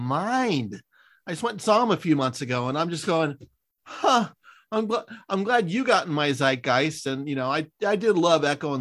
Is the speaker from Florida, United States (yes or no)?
no; San Francisco, California, United States; now in Los Angeles, United States; When I'm back in San Francisco, that's my hometown. I'm in Los Angeles now